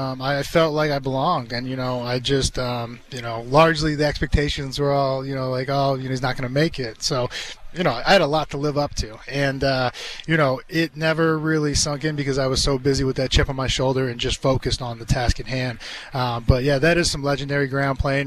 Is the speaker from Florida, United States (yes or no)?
no; Massachusetts, United States; I grew up in Massachusetts, so when my dad played 13 years for the Patriots, when he retired, we stayed there